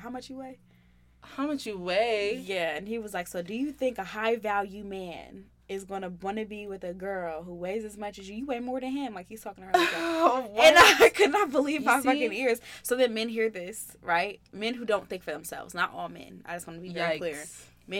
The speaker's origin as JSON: {"language": "English", "town": "Columbus", "region": "Ohio", "country": "United States", "tie": "born or raised there", "said": "I'm from Ohio"}